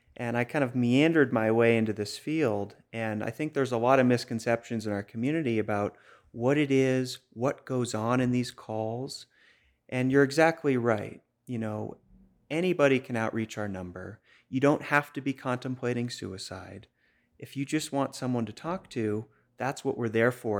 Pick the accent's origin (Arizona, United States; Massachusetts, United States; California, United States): Massachusetts, United States; Boston; accent: Boston; moved away as an adult; also born or lived in Maine; it did start in Boston. I grew up there